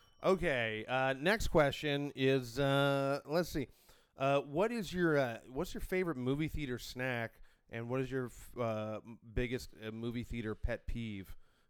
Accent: Toronto, Ontario, Canada; as someone who's born and raised in Toronto

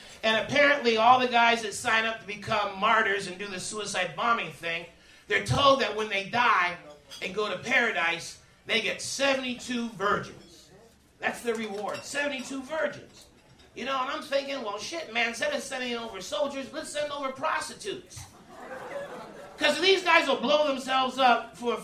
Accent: Canada; I was Canadian

